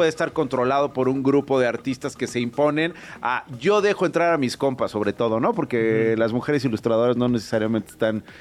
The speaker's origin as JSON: {"language": "Spanish", "area": "Chilangos", "region": "Mexico City", "country": "Mexico", "said": "Somos chilangos."}